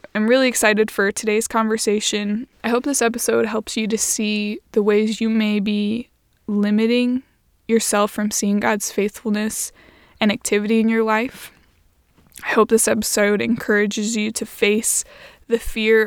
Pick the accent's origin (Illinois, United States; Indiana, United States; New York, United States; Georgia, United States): Indiana, United States; we're both from Indiana and we both went to Indiana University